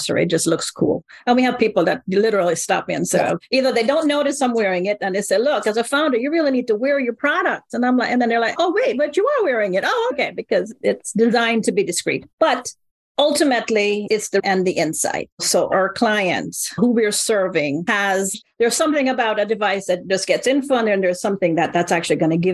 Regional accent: Jamaica; accent: Jamaican; my accent, a Jamaican accent

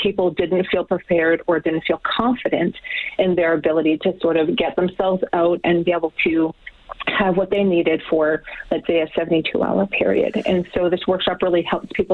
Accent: Grande Prairie, Alberta, Canada; I'm from Grand Prairie

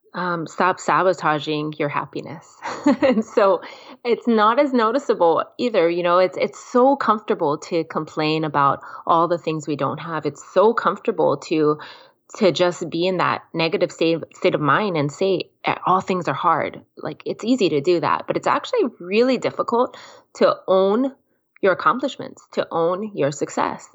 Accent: Kona, Hawaii, United States; named after my hometown

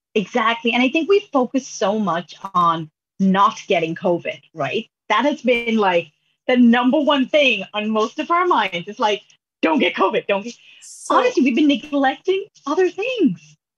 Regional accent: Sri Lanka; now in Canada; I'm originally from Sri Lanka

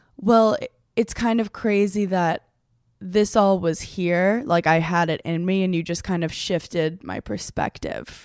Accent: New York City, New York, United States; where I grew up in Brooklyn

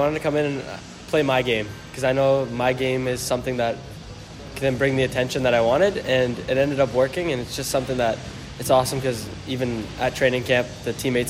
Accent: Strathroy, Ontario, Canada; growing up in Strathroy and being able to watch London

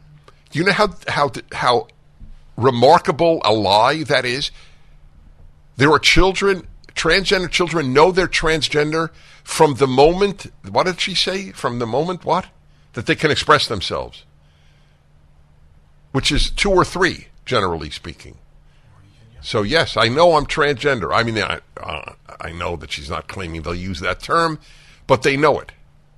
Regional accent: United States; I grew up in the United States of America.

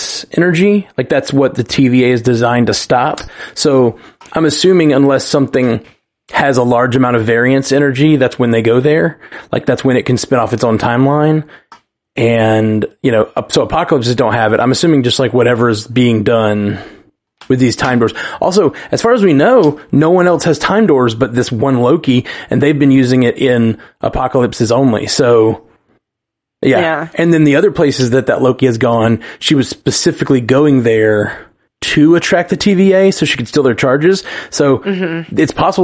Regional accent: Alabama, United States; my home state

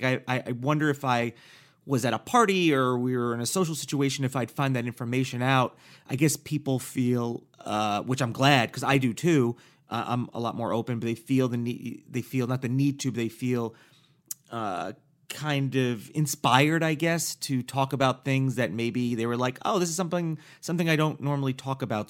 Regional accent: Paramus, New Jersey, United States; also born or lived in Hackensack, New Jersey; born in North New Jersey, and I grew up outside of the city, like an hour outside of the city

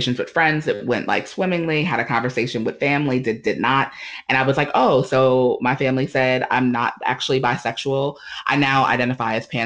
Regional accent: New York City, New York, United States; moved away as an adult; now in Durham, United States; I grew up in the Black Baptist Church, Missionary Baptist to be more specific, in New York City. So I'm a New Yorker, a native New Yorker

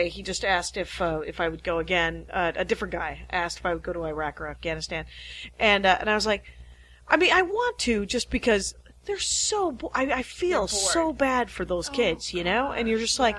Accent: Wisconsin, United States; I'm from Wisconsin, which is the New York of the Midwest

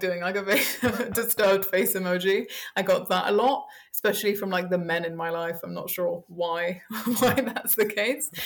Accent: Paris, Île-de-France, France; born or raised there; also born or lived in United States / Colombia / Belgium / Germany; now in London, United Kingdom

